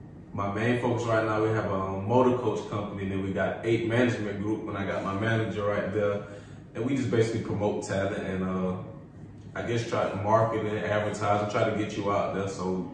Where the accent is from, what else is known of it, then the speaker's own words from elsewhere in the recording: Columbia, South Carolina, United States; I'm from Columbia, South Carolina.